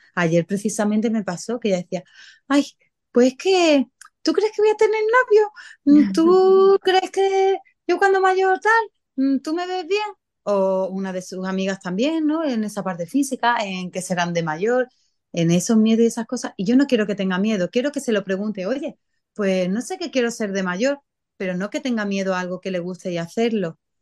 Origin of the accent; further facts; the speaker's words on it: San Pedro Alcántara, Andalusia, Spain; San Pedro, que es de donde yo soy.